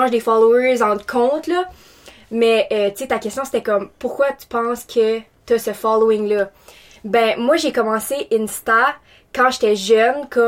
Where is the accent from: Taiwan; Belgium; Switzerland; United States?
Taiwan; now in Moncton, Canada; puis je viens de Taïwan. j'ai déménagé plusieurs fois dans ma vie. Je suis étudiante à temps plein à l'Université de Moncton.